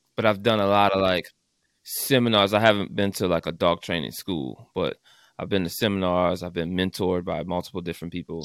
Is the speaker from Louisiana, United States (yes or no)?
yes; New Orleans, Louisiana, United States; I'm from New Orleans, actually.